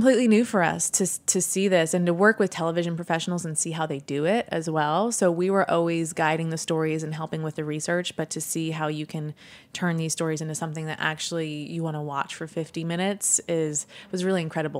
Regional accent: Sweden; I come from Sweden, so I was very privileged. But so I know the immigrant experience

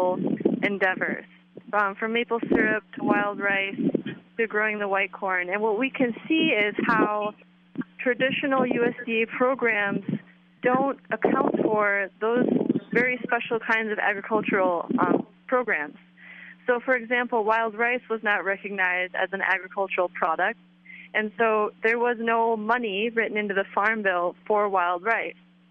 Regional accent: Oneida Nation, Wisconsin, United States; I'm from the Oneida Nation of Indians in Wisconsin

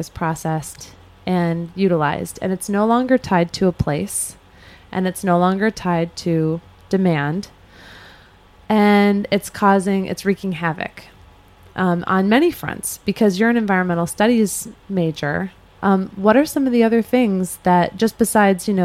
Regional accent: Chicago, Illinois, United States; I grew up in Chicago where the Board of Trade is

